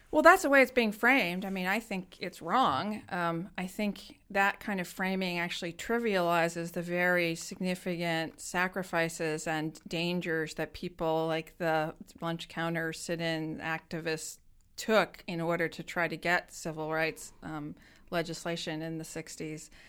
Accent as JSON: {"language": "English", "country": "United States", "said": "growing up in America"}